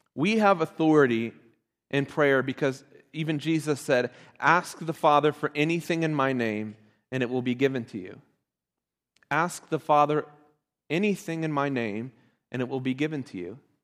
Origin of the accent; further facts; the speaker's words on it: Ohio, United States; I'm from Ohio